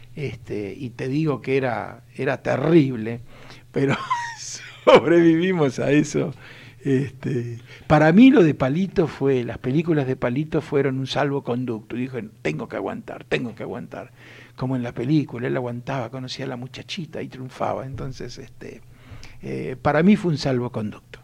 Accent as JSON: {"language": "Spanish", "town": "Mercedes", "region": "Buenos Aires Province", "country": "Argentina", "tie": "born or raised there", "said": "mi infancia en Mercedes cuando uno con 7, 8 años ya iba a hacer los mandados"}